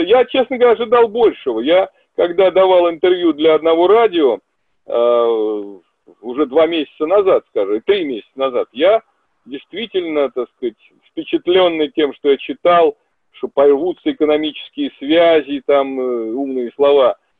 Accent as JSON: {"language": "Russian", "country": "Russia"}